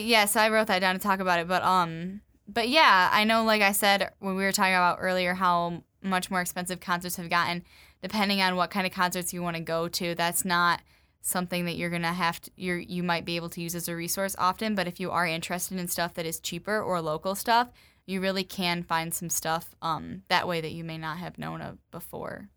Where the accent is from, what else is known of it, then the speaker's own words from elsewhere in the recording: Grand Rapids, Michigan, United States; I'm from the Grand Rapids area